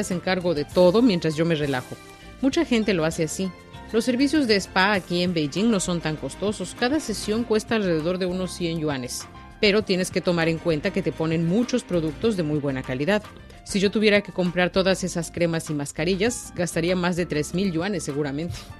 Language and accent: Spanish; Mexico; now in China; en mi país, en México